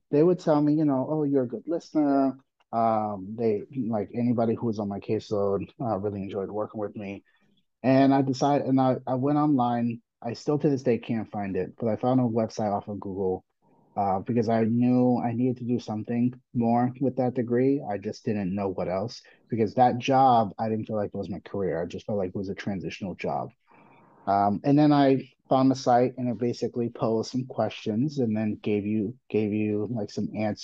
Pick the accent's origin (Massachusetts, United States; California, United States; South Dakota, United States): Massachusetts, United States; Boston; also born or lived in Puerto Rico / Washington, D.C.; I am Puerto Rican. I live in Boston. I was born in Puerto Rico, but I was raised most of my life in Boston